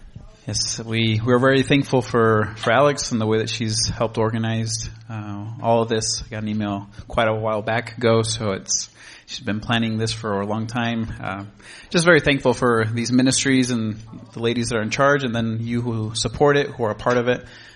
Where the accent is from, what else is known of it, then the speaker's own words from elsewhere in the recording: Uruguay; also born or lived in Lobos, Argentina; Buenos Aires, Argentina, in a little town called Lobos, which that's where we're going, Lord willing. And I grew up in Uruguay, the smaller country here.